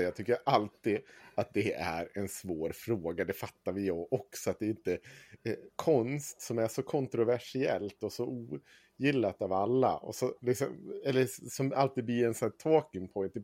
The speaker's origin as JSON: {"language": "Swedish", "town": "Avesta", "region": "Dalarna County", "country": "Sweden", "tie": "born or raised there", "said": "Jag är upp, född och uppvuxen i Avesta"}